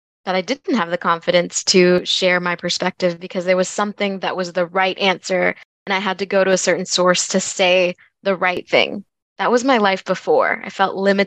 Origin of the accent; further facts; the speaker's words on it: United States; also born or lived in Louisville, Kentucky; I am Bengali American. I was born and raised in the United States, and my parents are both from Bangladesh